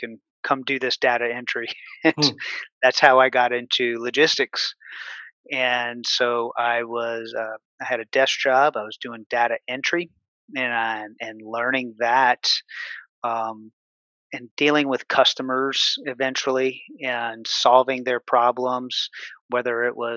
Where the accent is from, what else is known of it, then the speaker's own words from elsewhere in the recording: New Orleans, Louisiana, United States; moved away as an adult; now in Houston, United States; I grew up in New Orleans, Louisiana